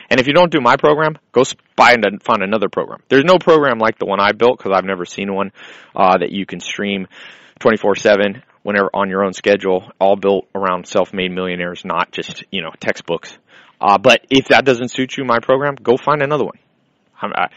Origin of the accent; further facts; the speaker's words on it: Long Beach, California, United States; I was born in Long Beach.